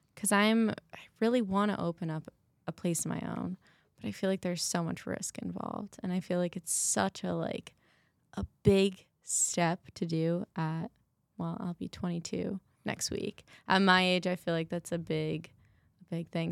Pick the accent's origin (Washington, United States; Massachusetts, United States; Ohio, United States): Massachusetts, United States; now in Arizona, United States; I'm from Massachusetts